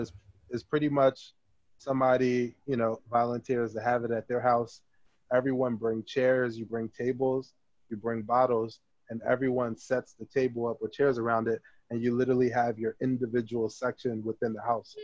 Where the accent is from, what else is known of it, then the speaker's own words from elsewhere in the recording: Trenton, New Jersey, United States; I'm from Trenton